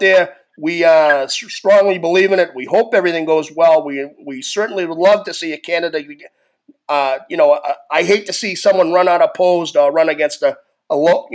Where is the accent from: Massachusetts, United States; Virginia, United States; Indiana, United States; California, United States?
Massachusetts, United States; Boston; I grew up in Charlestown